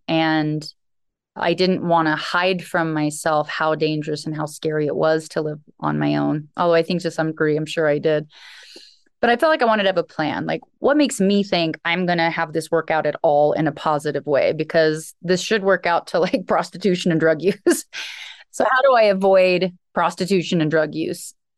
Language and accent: English; Alaska, United States; I grew up in Alaska. I was raised on a homestead by a single father.